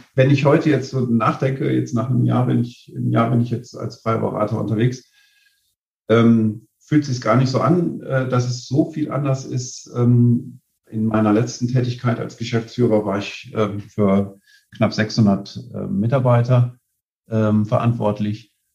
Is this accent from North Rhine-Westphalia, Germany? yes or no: yes; Aachen, North Rhine-Westphalia, Germany; gebürtig aus Aachen